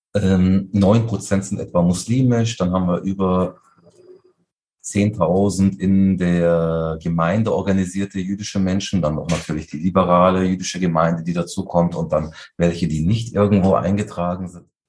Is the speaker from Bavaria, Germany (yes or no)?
yes; Munich, Bavaria, Germany; bin ich einfach nur Münchner